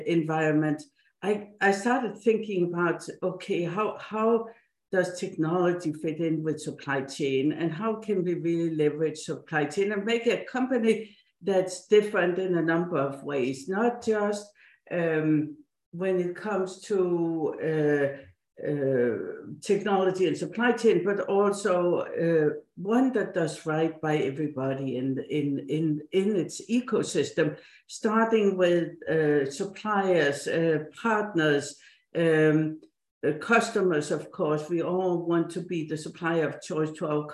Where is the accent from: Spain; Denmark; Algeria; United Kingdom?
Denmark; Odense, Southern Denmark; English is a second language; moved away as an adult; also born or lived in Silicon Valley, United States / East Coast, United States; now in United States; I was born and grew up in Denmark, in the town of Hans Christian Andersen, the fairy tale author